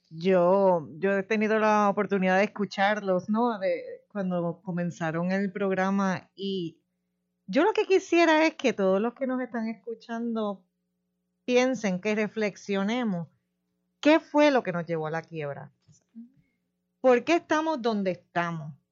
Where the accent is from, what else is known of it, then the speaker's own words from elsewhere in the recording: Puerto Rico; como residente, como ciudadana, como persona que, habita aquí, como contribuyente. Como puertorriqueña.